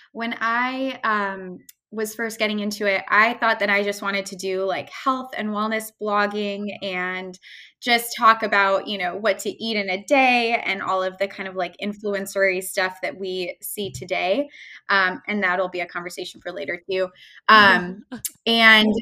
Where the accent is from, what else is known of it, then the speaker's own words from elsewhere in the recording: Chicago, Illinois, United States; moved away; I'm from Chicago originally